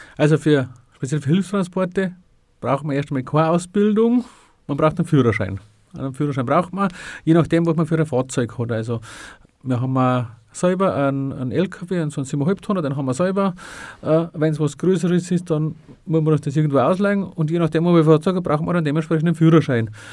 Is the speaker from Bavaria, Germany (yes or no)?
yes; Freyung, Bavaria, Germany; in der Kreisgliederung Freiung, wo ich ursprünglich eigentlich herkäme